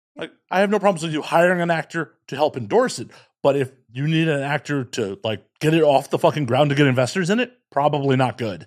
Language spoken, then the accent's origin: English; Chicago, Illinois, United States; growing up in Chicago